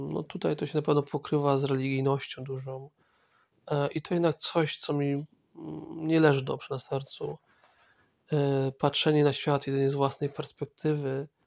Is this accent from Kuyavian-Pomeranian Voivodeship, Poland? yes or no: no; Masovian Voivodeship, Poland; born there; E, ja pochodzę z, znaczy urodziłem się w, w dużym mieście na Mazowszu, ale moja rodzina pochodzi z wiosek, wsi